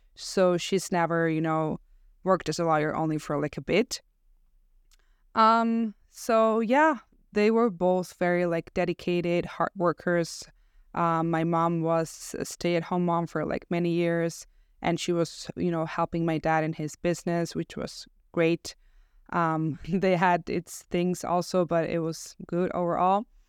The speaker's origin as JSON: {"language": "English", "town": "Barcelona", "region": "Catalonia", "country": "Spain", "tie": "born or raised there", "moved": "yes", "said": "I was born and raised in Barcelona"}